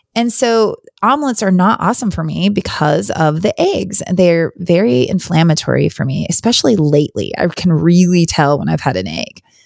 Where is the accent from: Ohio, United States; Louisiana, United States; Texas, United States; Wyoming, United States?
Wyoming, United States; moved away as an adult; also born or lived in Virginia; now in North Carolina, United States; I grew up in Wyoming. I actually, uh, grew up all the way through, I was born and graduated high school in Wyoming